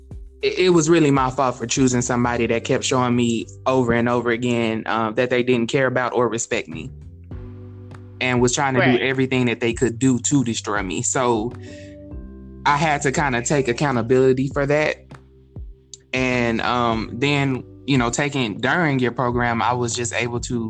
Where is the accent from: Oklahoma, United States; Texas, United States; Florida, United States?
Texas, United States; also born or lived in California; I was born in California, but I was raised in Texas. So basically, I'm from Texas